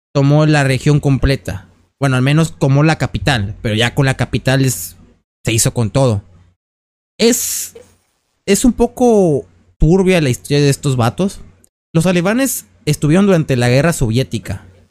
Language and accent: Spanish; Mexico; somos mexicanos